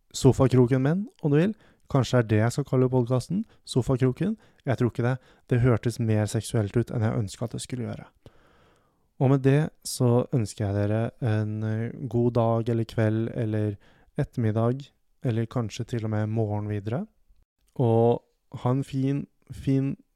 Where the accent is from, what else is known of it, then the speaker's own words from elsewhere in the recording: Hamar, Innlandet, Norway; jeg er fra Hamar